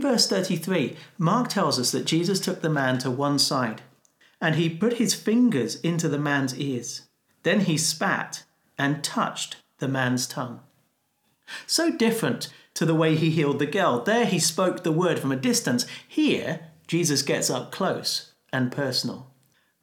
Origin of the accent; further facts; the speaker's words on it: United Kingdom; as a Brit